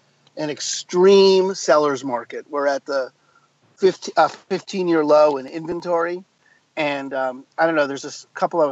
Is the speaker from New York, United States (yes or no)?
yes; New York, United States; moved away as an adult; also born or lived in New Mexico; now in Seattle, United States; I grew up in New York